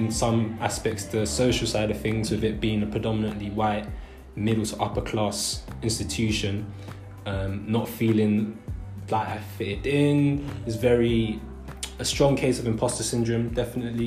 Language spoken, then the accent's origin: English; London, United Kingdom; me being born and raised in London